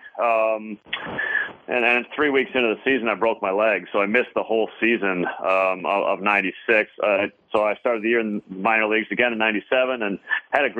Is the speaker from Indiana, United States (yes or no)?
yes; South Bend, Indiana, United States; I was born in South Bend